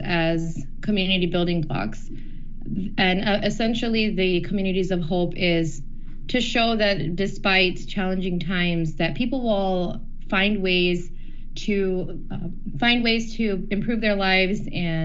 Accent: Detroit, Michigan, United States; growing up in Metro Detroit

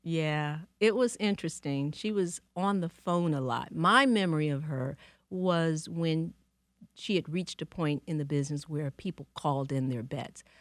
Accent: Detroit, Michigan, United States; now in New York, United States; I love Detroit, and I loved growing up here.

